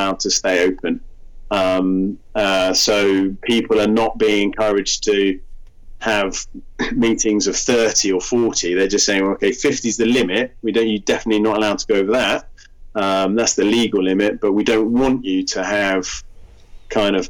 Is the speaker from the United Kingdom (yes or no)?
yes; United Kingdom; now in Stockholm, Sweden; as a British person living in Sweden